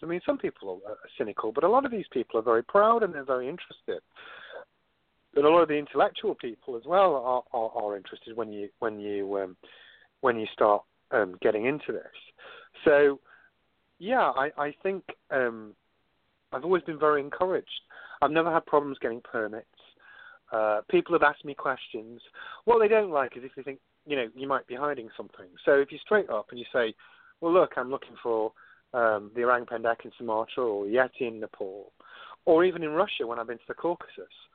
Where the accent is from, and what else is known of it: United Kingdom; moved away as an adult; now in San Diego, United States